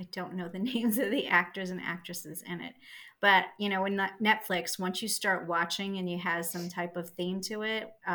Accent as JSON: {"language": "English", "region": "Scotland", "country": "United Kingdom", "said": "I'm Scottish"}